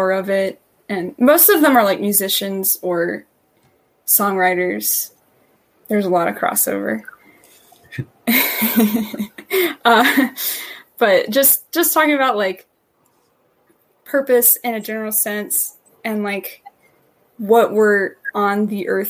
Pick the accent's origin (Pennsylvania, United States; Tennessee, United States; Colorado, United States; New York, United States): Tennessee, United States; I'm from Tennessee.